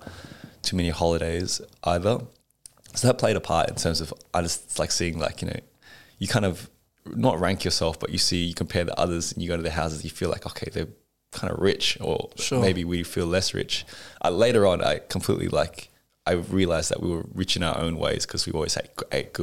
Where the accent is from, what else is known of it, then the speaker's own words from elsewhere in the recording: Melbourne, Victoria, Australia; I was born in Melbourne